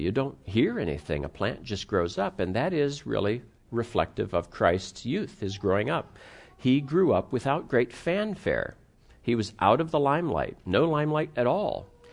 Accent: United States; also born or lived in Pittsburgh, Pennsylvania / Cleveland, Ohio; I grew up in Pittsburgh and Cleveland

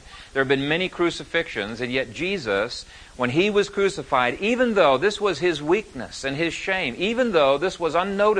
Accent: Ethiopia; also born or lived in Canada; we didn't even know we'd grown up in Ethiopia till after we started courting. And I came from Canada

